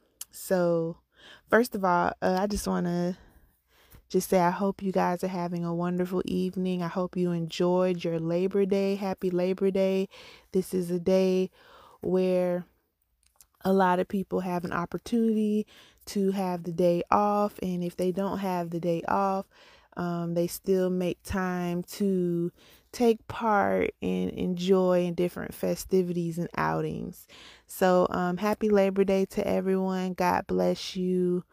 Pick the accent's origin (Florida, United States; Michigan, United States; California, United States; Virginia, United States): Florida, United States; Jacksonville; also born or lived in Orange Park / Miami; I'm a Floridian. I am from Jacksonville, Florida. I'm born in Orange Park, Florida. Grew up in Jacksonville, Florida. And right now I reside in Port Orange, Florida. So I've been in Florida my entire life.